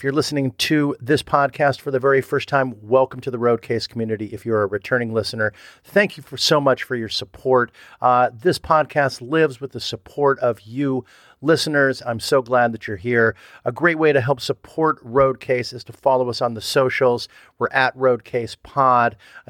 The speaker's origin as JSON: {"language": "English", "town": "Los Angeles", "region": "California", "country": "United States", "tie": "born or raised there", "said": "I grew up"}